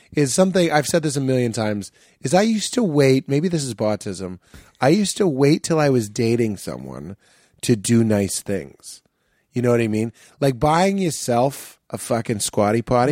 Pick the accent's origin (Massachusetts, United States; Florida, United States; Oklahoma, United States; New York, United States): Massachusetts, United States; Boston; growing up in Boston